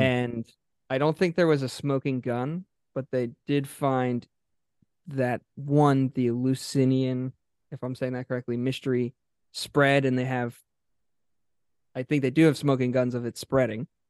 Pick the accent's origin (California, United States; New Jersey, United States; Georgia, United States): New Jersey, United States; Haddonfield; also born or lived in South Philadelphia; now in Philadelphia, United States; I grew up in Haddonfield